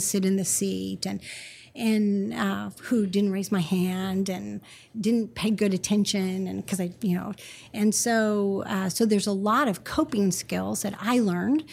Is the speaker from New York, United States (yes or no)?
no; Northern California, United States; I grew up in Northern California